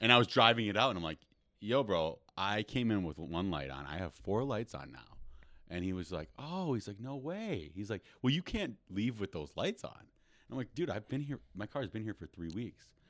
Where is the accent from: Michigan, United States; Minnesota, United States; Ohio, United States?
Minnesota, United States; Rochester; now in Los Angeles, United States; I'm from Rochester, Minnesota